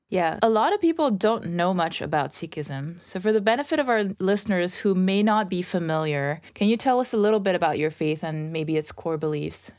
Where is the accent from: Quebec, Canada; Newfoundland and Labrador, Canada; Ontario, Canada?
Ontario, Canada; Toronto; I'm originally from Toronto as well